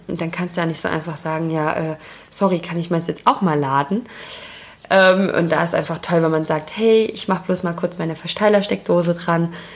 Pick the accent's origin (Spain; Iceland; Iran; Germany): Germany; Wir haben als Deutsche